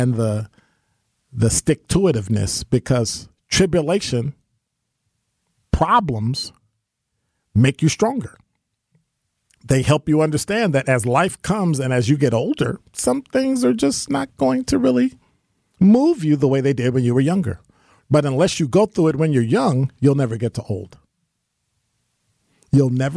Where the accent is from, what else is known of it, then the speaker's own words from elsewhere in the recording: the North, United States; I'm from the North